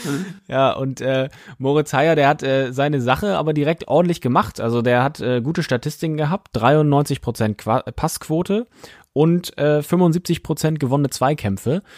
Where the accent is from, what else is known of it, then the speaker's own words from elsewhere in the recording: Baltic coast of Schleswig-Holstein, Germany; ich komme von der Ostseeküste aus Schleswig-Holstein